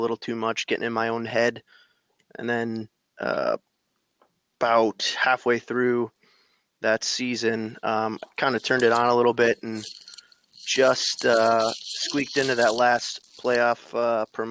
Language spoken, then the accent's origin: English; Michigan, United States; from Michigan, born and raised